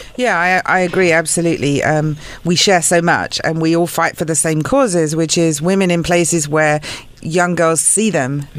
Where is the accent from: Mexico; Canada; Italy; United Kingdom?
United Kingdom; moved away as an adult; now in United States; I'm British, so coming from a country where church and state are not separate